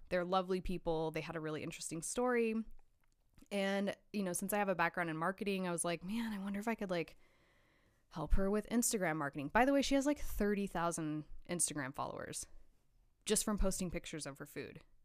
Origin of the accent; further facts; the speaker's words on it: Hutchinson, Kansas, United States; moved away as an adult; also born or lived in Los Angeles; now in Kansas City, United States; I grew up in Hutchinson, Kansas.